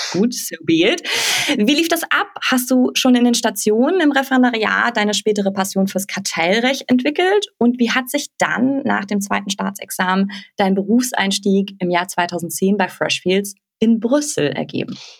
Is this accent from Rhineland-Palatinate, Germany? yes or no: no; Hesse, Germany; gebürtiger Hesse wie ich